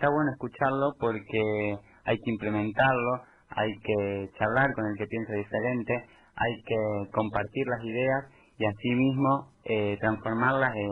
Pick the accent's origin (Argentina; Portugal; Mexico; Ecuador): Argentina; Baradero, Buenos Aires Province; yo nací en Varadero